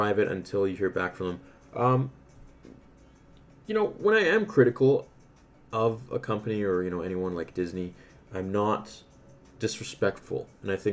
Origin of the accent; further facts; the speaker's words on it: Canada; I'm Canadian